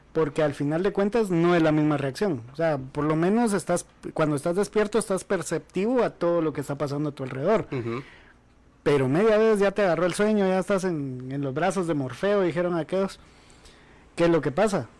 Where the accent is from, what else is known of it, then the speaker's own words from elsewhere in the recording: Guatemala; como guatemaltecos